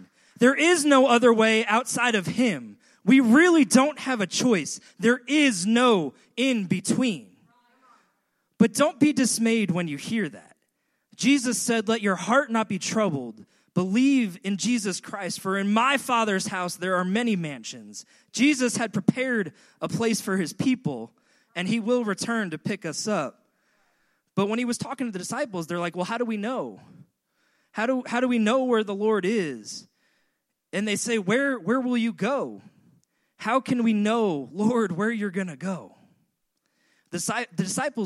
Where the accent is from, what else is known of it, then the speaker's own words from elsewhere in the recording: Long Island, New York, United States; moved away; I grew up on Long Island, and in Long Island, we were lucky enough to have beach 10 miles north of us and beach 10 miles south of us